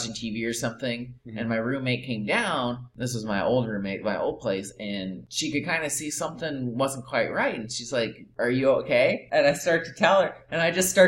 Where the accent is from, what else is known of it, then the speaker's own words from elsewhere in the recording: Iowa, United States; who is from my hometown. In Iowa